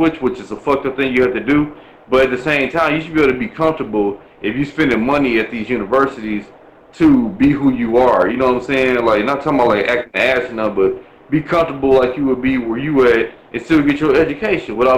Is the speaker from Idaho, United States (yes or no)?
no; Milwaukee, Wisconsin, United States; I'm from Milwaukee